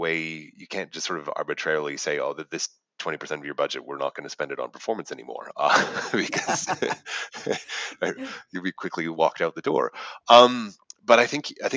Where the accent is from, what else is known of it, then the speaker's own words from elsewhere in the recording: Canada; moved away as an adult; now in Australia; as I'm a Canadian